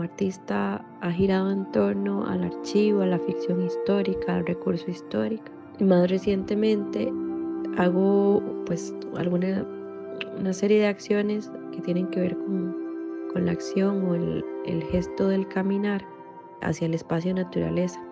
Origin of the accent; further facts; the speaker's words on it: Heredia, Costa Rica; now in Madrid, Spain; Nací en Heredia, pero actualmente vivo en Madrid